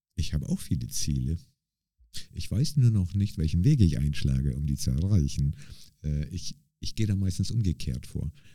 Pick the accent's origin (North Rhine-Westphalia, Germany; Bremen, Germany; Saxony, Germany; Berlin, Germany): Bremen, Germany; Bremerhaven; now in St. Gallen, Switzerland; ich komme ja aus Bremerhaven, äh, also in, mhm. in, in Deutschland bin ich in Bremerhaven quasi aufgewachsen